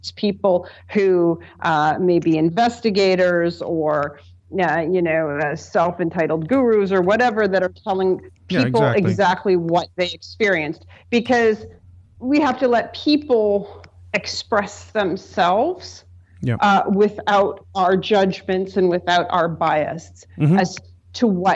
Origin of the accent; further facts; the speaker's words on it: Canada; I'm Canadian